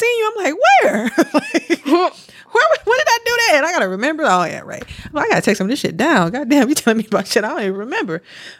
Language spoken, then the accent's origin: English; Milwaukee, Wisconsin, United States; moved away; I'm from Milwaukee.